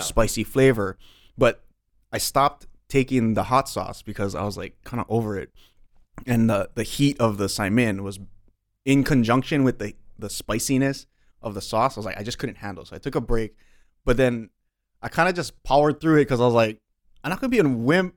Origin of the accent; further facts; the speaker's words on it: Waialua, Hawaii, United States; I grew up in Wailua, which is kind of like the country version of Waianae